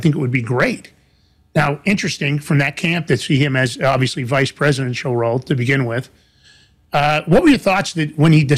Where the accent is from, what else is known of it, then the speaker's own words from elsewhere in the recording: New York, United States; I'm from New York